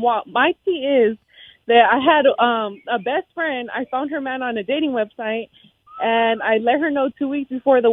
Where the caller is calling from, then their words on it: Modesto, California, United States; I'm calling from Modesto.